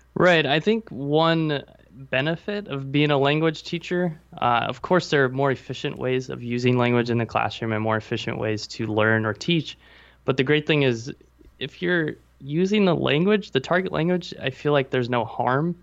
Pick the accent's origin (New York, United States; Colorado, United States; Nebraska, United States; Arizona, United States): Nebraska, United States; moved away as an adult; now in Taipei, Taiwan; I'm actually in Taipei, Taiwan, and I am from Nebraska.